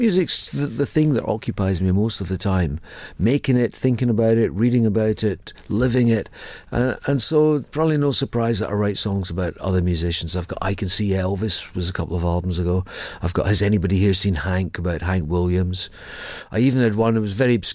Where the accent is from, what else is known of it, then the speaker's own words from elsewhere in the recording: Edinburgh, Scotland, United Kingdom; also born or lived in Ayr, Scotland; I was born in Edinburgh, I lived there till I was 12, then my mum changed job. I lived with my mum and we moved to Ayr